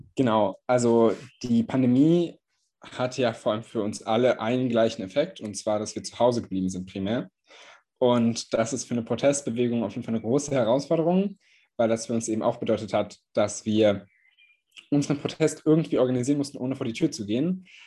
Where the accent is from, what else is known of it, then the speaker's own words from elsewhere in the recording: Göttingen, Lower Saxony, Germany; in meiner Heimatstadt Göttingen